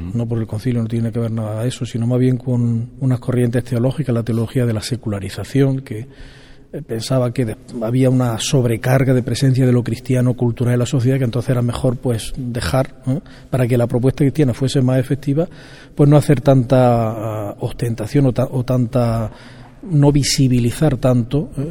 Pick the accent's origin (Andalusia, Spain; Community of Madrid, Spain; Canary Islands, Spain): Andalusia, Spain; Vilches; yo nací en Jaén, en, perdón, en Vilches, provincia de Jaén, el 26 de mayo de 1961